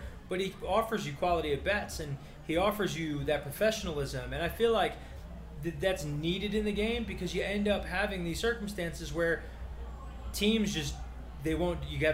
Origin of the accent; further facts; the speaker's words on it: New York, United States; we're from New York and we're Mets fans.